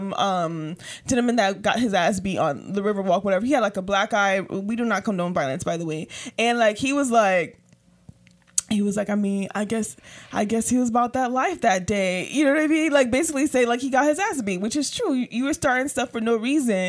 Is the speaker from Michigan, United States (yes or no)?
no; Palm Beach County, Florida, United States; I'm from Palm Beach County